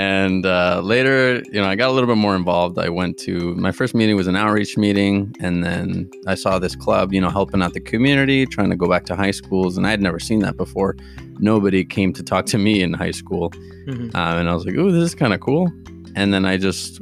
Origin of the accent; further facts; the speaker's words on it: Arizona, United States; also born or lived in Tijuana, Mexico; my family is from Tijuana, Mexico. Although I was only up there till I was 4, so I grew up most of my life in Arizona, and did my entire schooling